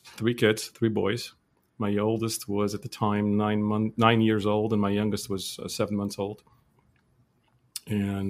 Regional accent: Beirut, Beirut Governorate, Lebanon; moved away as an adult; also born or lived in United States; now in Armenia; I was born in Lebanon. I was born in Beirut in the poorest neighborhood of Burçamut, which is the Armenian town in Beirut, to a poor family.

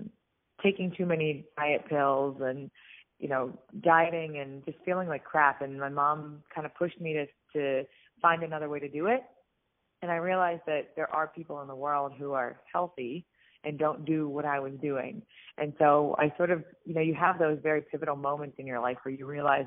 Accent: Pittsburgh, Pennsylvania, United States; I actually grew up in Pittsburgh, Pennsylvania, where I live now

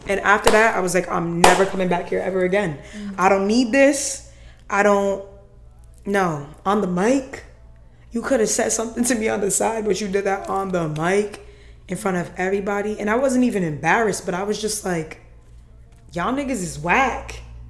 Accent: Nigeria; I'm Nigerian, man. Yeah. Like, so, this is my life. Yeah. This is my life. I grew up this way.

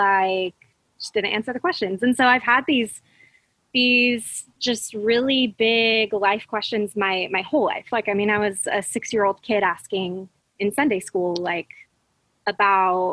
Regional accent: Fresno, California, United States; now in Orange County, United States; I grew up in the Central Valley of California, which is like conservative hub of California

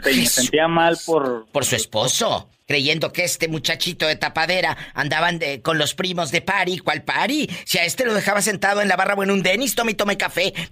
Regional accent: Matamoros, Tamaulipas, Mexico; Mi tierra, mi tierra querida, mi Matamoros querido.

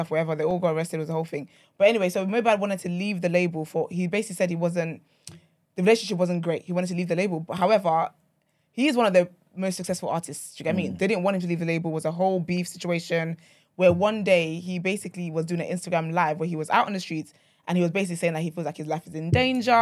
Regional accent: Nigeria; I'm Nigerian

